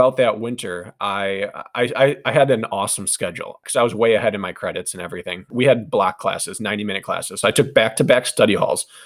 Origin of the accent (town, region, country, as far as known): Wisconsin, United States; born or raised there